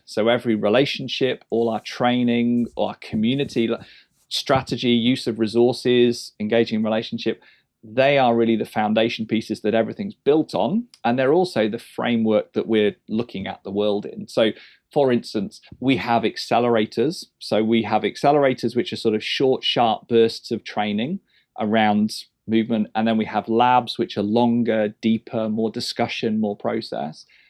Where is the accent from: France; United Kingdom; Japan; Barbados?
United Kingdom; England; as an Englishman